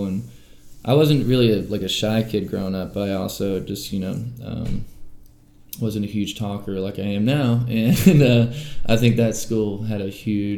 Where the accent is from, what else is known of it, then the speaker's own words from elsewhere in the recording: Weaverville, North Carolina, United States; also born or lived in Asheville; I was born, you know, here in Asheville in Mission Hospital, and then I more or less grew up in Weaverville Primary, you know, and North Windy Ridge